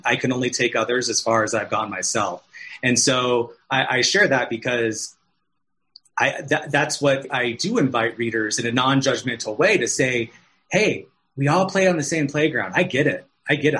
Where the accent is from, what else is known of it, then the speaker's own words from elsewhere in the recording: Arizona, United States; now in California, United States; I'm from Arizona, and so I was home visiting my family